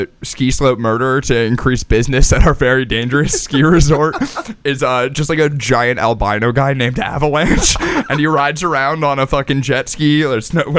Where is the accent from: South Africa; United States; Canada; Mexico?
United States; New Jersey; we're from New Jersey and we know like lots of towns in New Jersey.